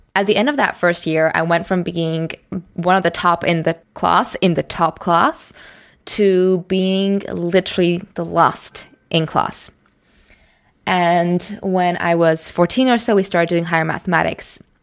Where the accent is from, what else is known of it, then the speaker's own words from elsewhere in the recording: Singapore; moved away as an adult; also born or lived in Amsterdam; I grew up in Singapore